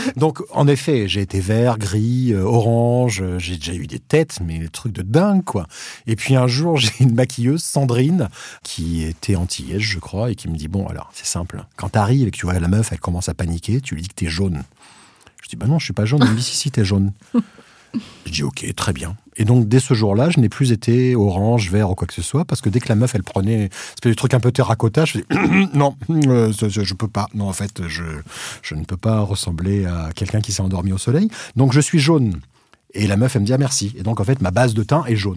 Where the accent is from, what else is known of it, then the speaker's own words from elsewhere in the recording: Réunion; also born or lived in Madagascar; now in France; je suis né français à Madagascar, euh, je suis, j'ai grandi à la Réunion